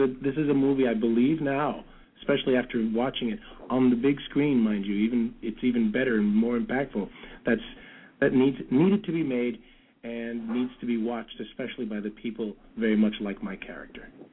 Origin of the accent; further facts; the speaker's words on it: New York City, New York, United States; also born or lived in Brooklyn; now in California, United States; I'm from the Bronx. I grew up in the Bronx. I'm Brooklyn born, oh. Bronx bred.